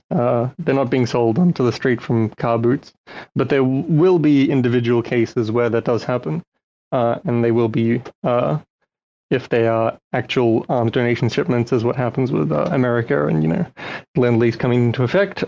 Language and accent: English; Australia; also born or lived in Ukraine; I grew up in Australia mostly, and uh, I had to sort of describe myself as Russian because people didn't know what Ukraine was.